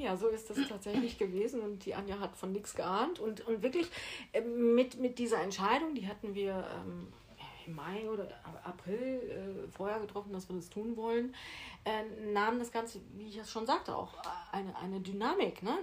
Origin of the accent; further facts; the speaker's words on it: Ibbenbüren, North Rhine-Westphalia, Germany; moved away as an adult; now in Mallorca, Spain; in Ibbenbüren, in meiner Geburtsstadt. Ich komme aus Ibbenbüren